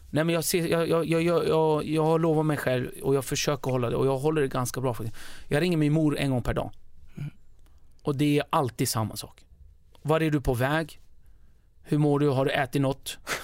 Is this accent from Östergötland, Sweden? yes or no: no; Stockholm, Stockholm County, Sweden; also born or lived in northern Kurdistan; jag är uppväxt i Rinkeby